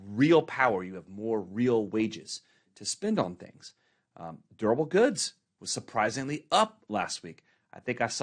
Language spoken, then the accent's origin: English; Dallas, Texas, United States; now in Corona, United States; growing up in Dallas